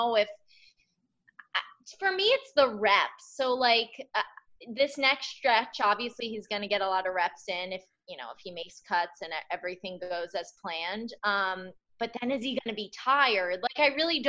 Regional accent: Northeast, United States; I'm from the Northeast

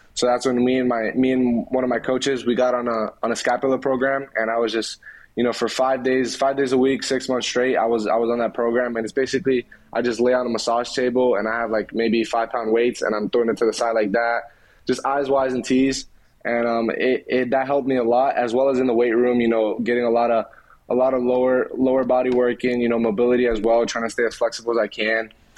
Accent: Philadelphia, Pennsylvania, United States; born there; Growing up, since I was born in Philly, you know, I watched a lot of the Phillies.

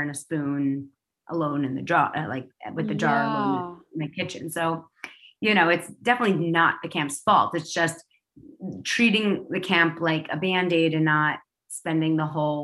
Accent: New York City, New York, United States; I used to walk to school by myself because I grew up in New York City

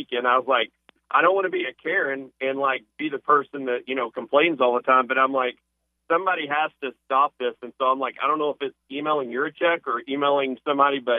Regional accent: South Arkansas, United States; I grew up in South Arkansas, going to War Memorial for years

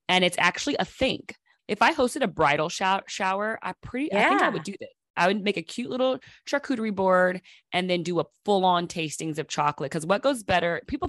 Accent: London, United Kingdom; I'm from London.

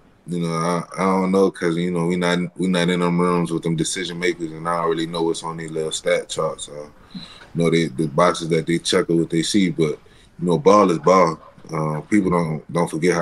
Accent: New Orleans, Louisiana, United States; I'm from New Orleans.

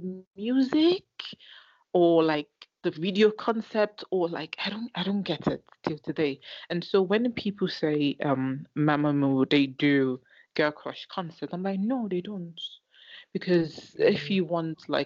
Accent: Nigeria; I'm Nigerian

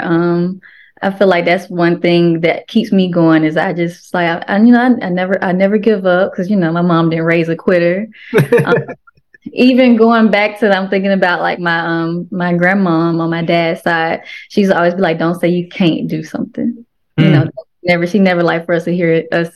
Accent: Memphis, Tennessee, United States; I'm from Memphis

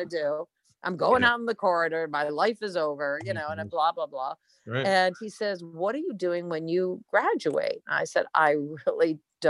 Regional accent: East Providence, Rhode Island, United States; I grew up in East Providence, Rhode Island, a town called Rumford

